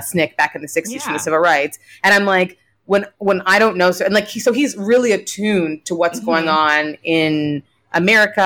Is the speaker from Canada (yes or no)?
yes; Canada; moved away as an adult; also born or lived in Nigeria; now in United States; I'm like a Canadian who grew up with like her mom's like French Canadian family